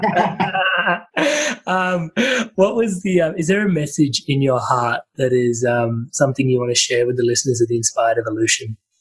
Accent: India; being Indian

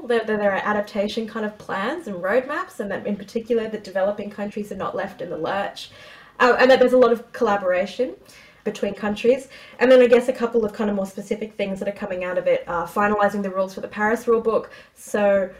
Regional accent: Australia; as an Australian attending

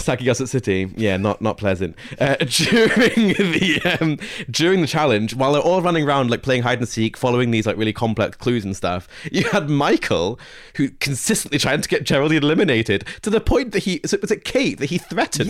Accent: Scotland, United Kingdom; I grew up in Scotland

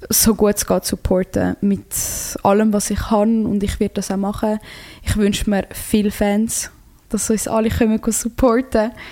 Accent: Croatia; ich bin Kroatin und ich hätte auch, ich, ich mich immer für Kroatien entschieden.

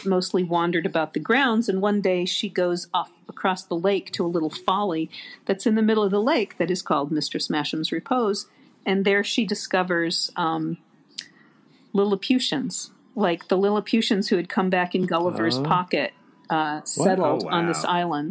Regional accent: Fort Lee, New Jersey, United States; also born or lived in Jackson, Michigan; when I was 10, we moved from Michigan to Fort Lee, New Jersey

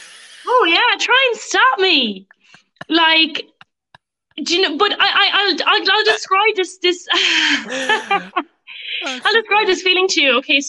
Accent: Ireland; memories of growing up as a proud young Irish girl.

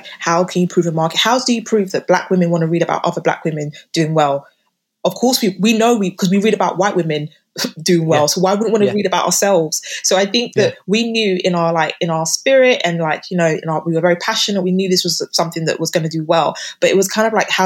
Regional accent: United Kingdom; living and growing up in Britain

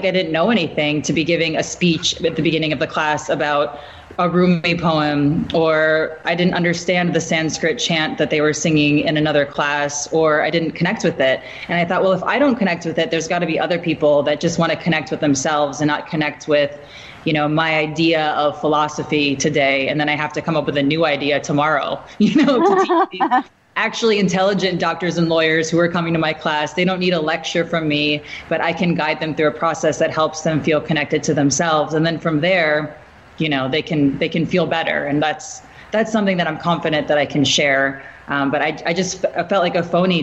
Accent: Midwest, United States; moved away; I'm from the Midwest

